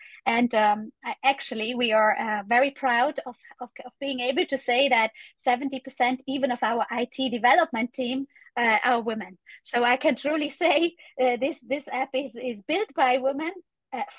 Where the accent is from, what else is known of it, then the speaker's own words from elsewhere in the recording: Italy; I'm from Italy